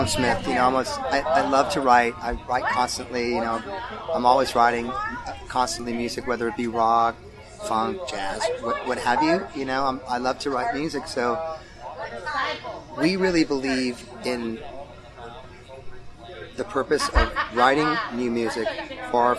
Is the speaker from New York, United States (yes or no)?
no; Los Angeles, California, United States; We come from Los Angeles, so kind of that's how I grew up, with all different kinds of amazing musics.